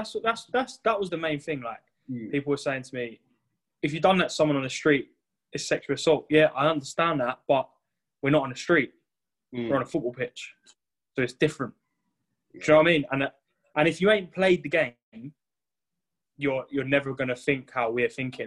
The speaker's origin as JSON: {"language": "English", "region": "London", "country": "United Kingdom", "said": "I'm from South, yeah."}